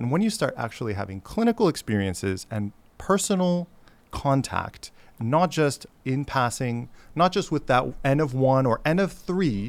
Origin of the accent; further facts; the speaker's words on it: Chicago, Illinois, United States; moved away; also born or lived in Baltimore / Washington, D.C. / Honolulu; I grew up in Chicago